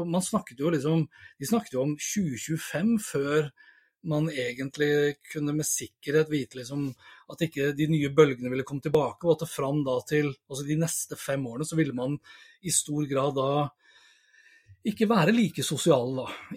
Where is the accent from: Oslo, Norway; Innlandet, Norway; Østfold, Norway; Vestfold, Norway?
Vestfold, Norway; Sandefjord; moved away; jeg er jo opprinnelig fra Sandefjord